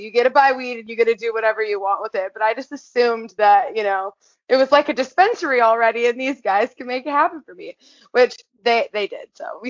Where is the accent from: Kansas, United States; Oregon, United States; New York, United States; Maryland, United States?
Oregon, United States; Southern; I grew up in Southern Oregon, and it's kind of like a outdoor cannabis growing mecca.